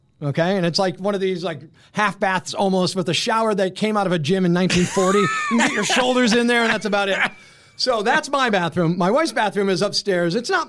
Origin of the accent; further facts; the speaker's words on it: Scranton, Pennsylvania, United States; also born or lived in Avoca, Pennsylvania / Delaware; The … are actually a Dunmore family, and then my dad and mom got married and lived in Scranton, and that's where I grew up in South Scranton.